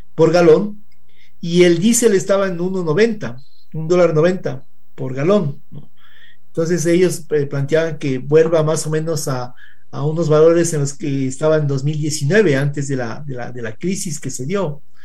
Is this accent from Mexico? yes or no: no; Ecuador